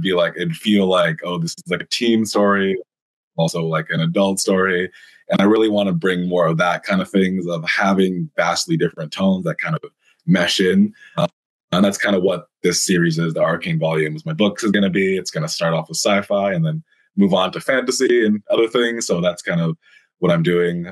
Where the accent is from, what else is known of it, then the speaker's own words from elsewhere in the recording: Langley, British Columbia, Canada; now in Toronto, Canada; I'm from Vancouver originally, just at the very start, born and raised, a little bit outside Vancouver, BC, if anyone's familiar with Canada, uh, like a town called Langley, BC